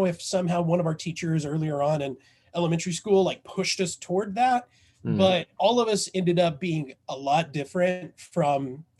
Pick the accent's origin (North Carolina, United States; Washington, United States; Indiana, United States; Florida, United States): Indiana, United States; Southern; I was raised in Southern Indiana. Basically, and we were so poor, we lived in a trailer park in the country.